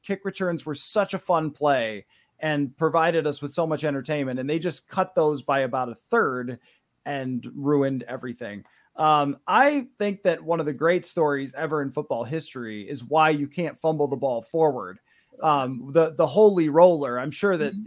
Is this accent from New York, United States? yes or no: yes; Buffalo, New York, United States; I'm from Buffalo